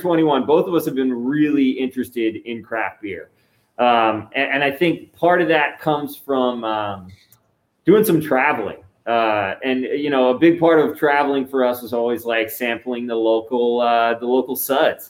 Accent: Phillipsburg, New Jersey, United States; moved away as an adult; now in Point Pleasant, United States; We're actually both from Phillipsburg, New Jersey

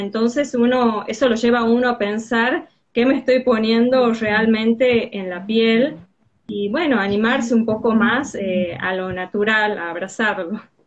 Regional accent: Tucumán, Argentina; soy de Tucumán.

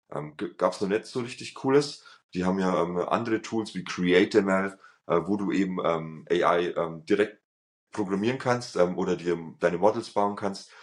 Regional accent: Germany; als ähm, Deutscher

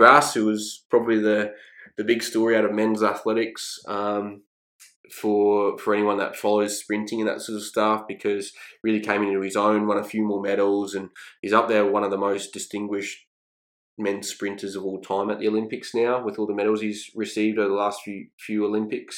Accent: Redcliffe, Queensland, Australia; I grew up with him in Redcliffe

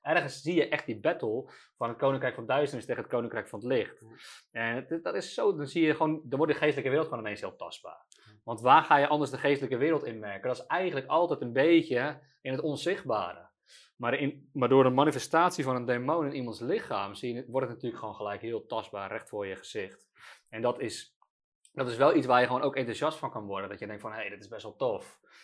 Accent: Netherlands; we als Nederlanders

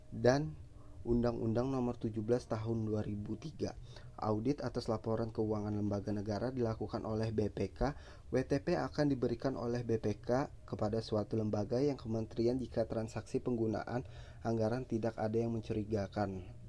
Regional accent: Banjarmasin, South Kalimantan, Indonesia; saya ini berasal dari kota Banjarmasin

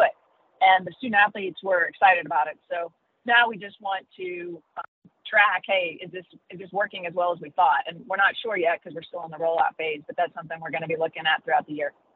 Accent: Pinckneyville, Illinois, United States; I grew up in Southern Illinois, which is in a small town called Pinckneyville

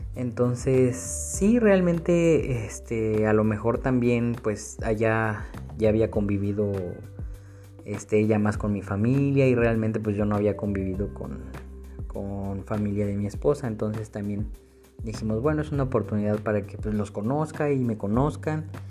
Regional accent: Mexico City, Mexico; moved away as an adult; now in Torreón, Mexico; yo soy originario de la Ciudad de México. Actualmente estoy viviendo en Torreón, Coahuila.

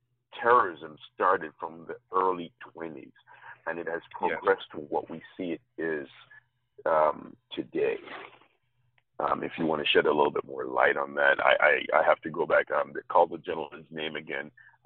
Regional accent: Jamaica; I grew up in Jamaica

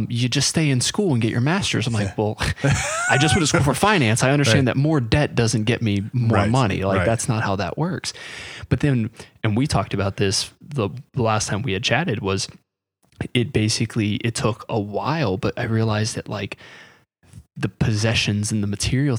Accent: North Carolina, United States; I grew up in North Carolina, so it was like, that's what you do is yes, ma'am, no, ma'am, yes, sir, no, sir.

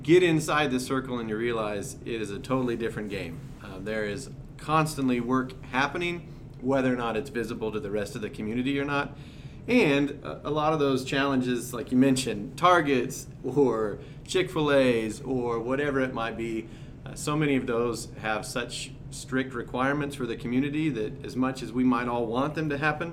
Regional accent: Ellsworth, Kansas, United States; now in Liberal, United States; Born and raised in Ellsworth, Kansas, moved to Liberal in 2006

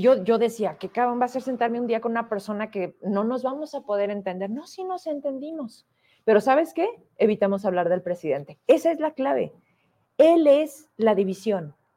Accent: Fresnillo, Zacatecas, Mexico; me ubican de la calle Hidalgo, de enfrente de la Potosina, porque ahí crecí, porque soy de Fresnillo

